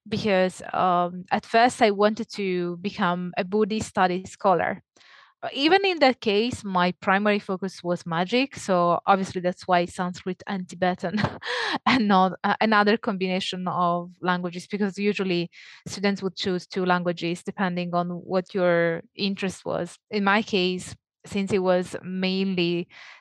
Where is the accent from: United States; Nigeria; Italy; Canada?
Italy; accent: Italian; moved away as an adult; also born or lived in Naples, Italy / Leeds, United Kingdom; if that wasn't clear from my accent, I'm Italian.